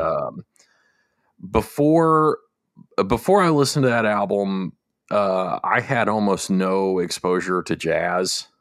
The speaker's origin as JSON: {"language": "English", "country": "United States", "said": "I'm American"}